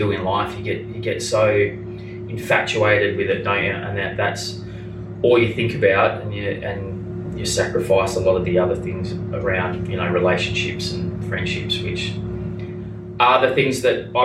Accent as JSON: {"language": "English", "country": "New Zealand", "said": "even as a New Zealander here"}